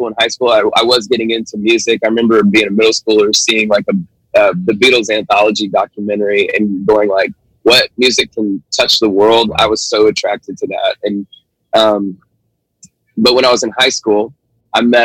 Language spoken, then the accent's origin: English; Marietta, Georgia, United States; I grew up in Atlanta, outside Atlanta in the suburbs called Marietta